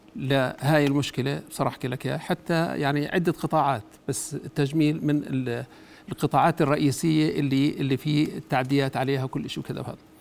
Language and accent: Arabic; Jordan; انا طبيب اردني